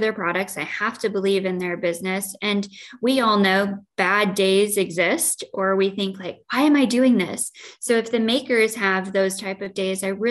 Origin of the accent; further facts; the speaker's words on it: Joy, Illinois, United States; now in Quad Cities, United States; I grew up in Joy, Illinois